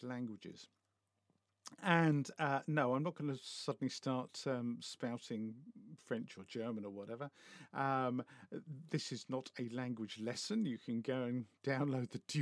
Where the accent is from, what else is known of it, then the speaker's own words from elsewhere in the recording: United Kingdom; I'm British